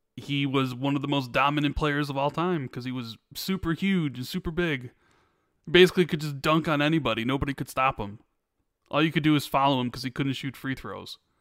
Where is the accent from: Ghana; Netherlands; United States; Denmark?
United States; Chicago, Illinois; I grew up in Chicago when Michael Jordan was winning his championships.